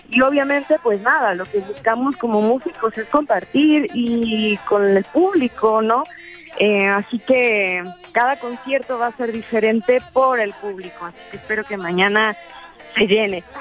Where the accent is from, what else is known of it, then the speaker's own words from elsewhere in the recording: Veracruz, Mexico; esta es una ofrenda de amor y de cariño a, pues a mi pueblo, a de Campo, pero a Veracruz también, a Jalapa.